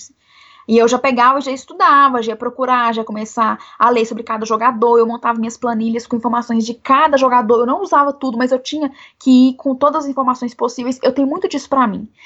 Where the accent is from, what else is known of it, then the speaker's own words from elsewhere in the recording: Belo Horizonte, Minas Gerais, Brazil; Eu sou aqui de Belo Horizonte, né? Moro aqui em Belo Horizonte